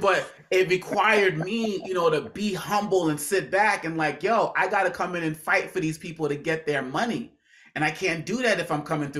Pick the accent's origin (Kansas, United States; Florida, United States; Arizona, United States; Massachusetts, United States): Massachusetts, United States; Boston; You know, because just growing up in Boston, Massachusetts, not knowing any